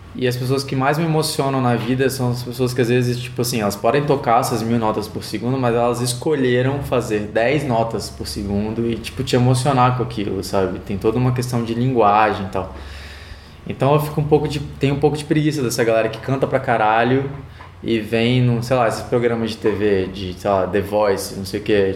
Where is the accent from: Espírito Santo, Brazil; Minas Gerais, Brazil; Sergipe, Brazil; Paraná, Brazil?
Espírito Santo, Brazil; Vitória; Vitória, Espírito Santo. Sou capixaba 100%.